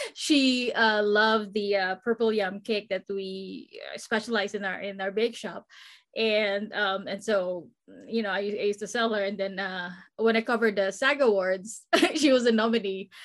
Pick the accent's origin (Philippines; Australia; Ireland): Philippines; also born or lived in Guam; now in Southern California, United States; I grew up in the Philippines